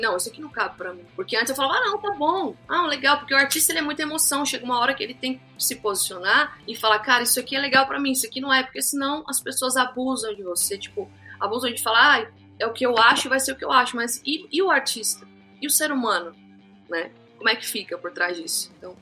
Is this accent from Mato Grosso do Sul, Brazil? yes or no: yes; Mato Grosso do Sul, Brazil; Lá na minha cidade, né, é, Mato Grosso do Sul, a gente gosta muito de fazer churrasco, tereré